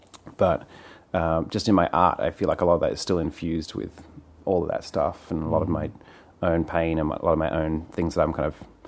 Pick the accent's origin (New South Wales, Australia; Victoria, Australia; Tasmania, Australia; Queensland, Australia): New South Wales, Australia; Sydney; moved away as an adult; also born or lived in New York, United States; now in United States; I grew up in Sydney, Australia, in this super conservative fundamentalist church